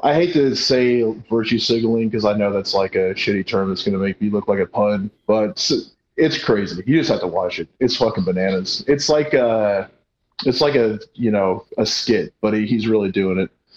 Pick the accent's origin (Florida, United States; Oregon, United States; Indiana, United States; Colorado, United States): Colorado, United States; moved away; also born or lived in Arkansas; I grew up in Colorado